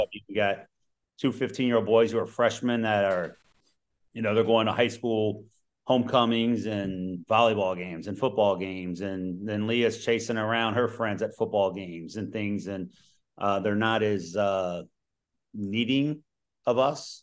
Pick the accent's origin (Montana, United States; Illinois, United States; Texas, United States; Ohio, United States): Ohio, United States; Cincinnati; now in Ohio, United States; I grew up in Cincinnati